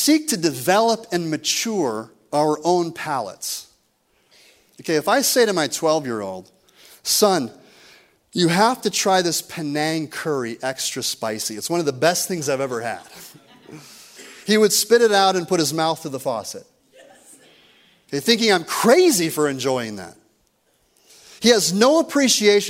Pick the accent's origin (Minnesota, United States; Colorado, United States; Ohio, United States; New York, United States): Minnesota, United States; rural; moved away; I grew up with two younger brothers in rural Minnesota.